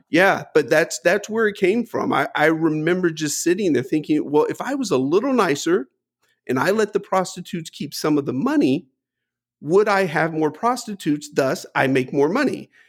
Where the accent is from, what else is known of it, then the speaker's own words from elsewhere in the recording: United States; I was born in the United States.